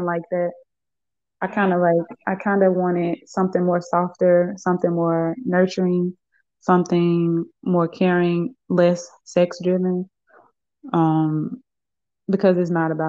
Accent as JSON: {"language": "English", "town": "Birmingham", "region": "Alabama", "country": "United States", "moved": "as an adult", "said": "I'm originally from Birmingham, Alabama, and I just recently moved back here about 3 or 4 months ago"}